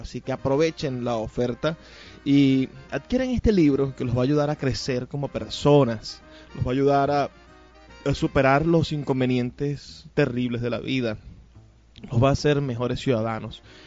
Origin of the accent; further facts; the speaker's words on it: Zulia, Venezuela; nosotros podemos ser lo más zulianos